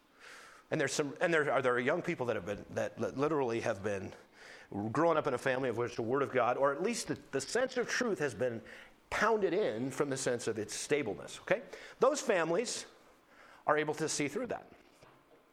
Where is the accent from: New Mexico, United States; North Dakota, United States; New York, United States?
North Dakota, United States; Tuttle; moved away; I was from Tuttle, North Dakota, which is 9 miles from nowhere.